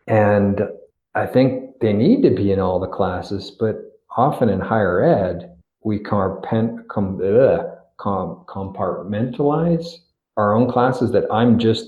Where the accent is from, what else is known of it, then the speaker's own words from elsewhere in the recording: Victoria, British Columbia, Canada; Well, enjoy Victoria. It's my hometown.